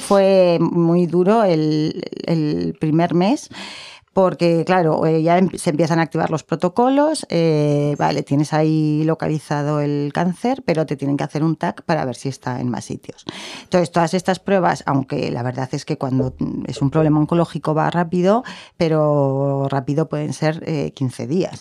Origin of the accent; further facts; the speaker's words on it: Zaragoza, Aragon, Spain; yo soy de aquí, mis padres son de Soria, de dos pueblecitos pequeñitos